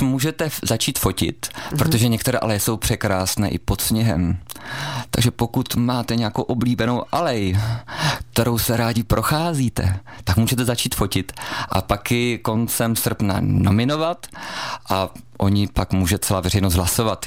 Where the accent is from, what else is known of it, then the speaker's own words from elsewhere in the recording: Brno, South Moravian Region, Czechia; also born or lived in Chrudim; now in Pardubice, Czechia; z Brna, kde jsem vyrůstal jako dítě